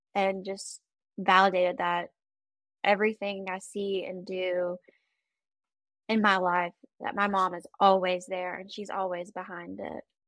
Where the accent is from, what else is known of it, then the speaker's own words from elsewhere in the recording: Travelers Rest, South Carolina, United States; I'm from Traveler's Rest, South Carolina.